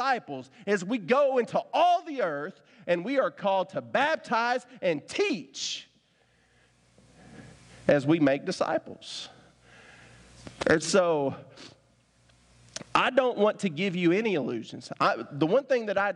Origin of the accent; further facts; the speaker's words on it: Winchester, United States; I grew up in Winchester, so I got just enough a country boy in me